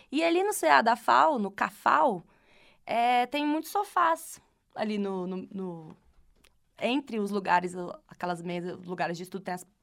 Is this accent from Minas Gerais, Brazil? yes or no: no; Ceará, Brazil; voltando para o Ceará, voltando para o Ceará, de volta para minha terra, para a terra do Vitor, na verdade.